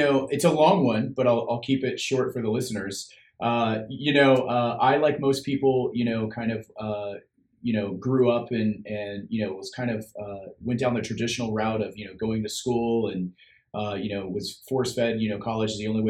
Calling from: Sacramento, California, United States; So I'm in Sacramento, California. That's where my office is, but I'm usually traveling all around the United States for the most part.

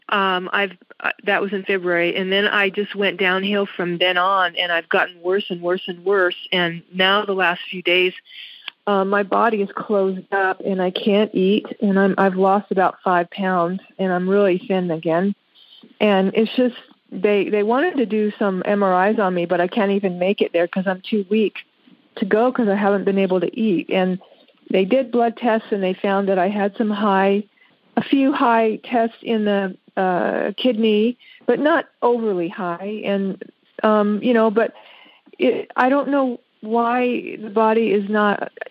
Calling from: Las Vegas, Nevada, United States; I'm from Las Vegas, Nevada

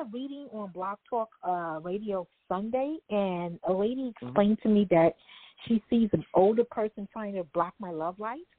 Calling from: New York City, New York, United States; I'm calling from New York City.

